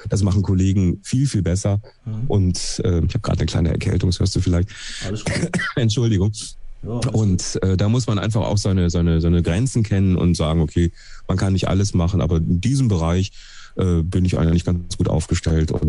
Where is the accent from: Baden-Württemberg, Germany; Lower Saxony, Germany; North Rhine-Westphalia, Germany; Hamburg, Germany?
North Rhine-Westphalia, Germany; Duisburg; Ich bin zwar aus dem Ruhrpott, ja.